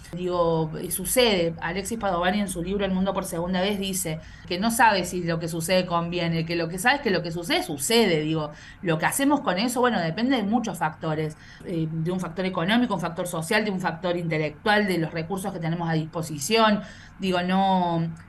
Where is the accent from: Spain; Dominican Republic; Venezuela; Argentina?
Argentina; Córdoba; moved away as an adult; also born or lived in Villa Carlos Paz; now in Mar del Plata, Argentina; Yo soy cordobesa, vivo en Mar del Plata